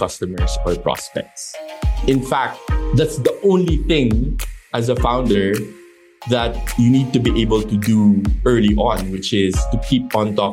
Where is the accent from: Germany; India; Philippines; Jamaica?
Philippines; moved away as an adult; also born or lived in United States; I grew up in the Philippines